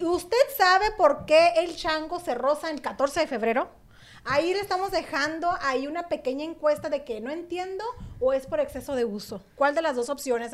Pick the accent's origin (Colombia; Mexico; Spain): Mexico; now in Phoenix, United States; yo soy mexicana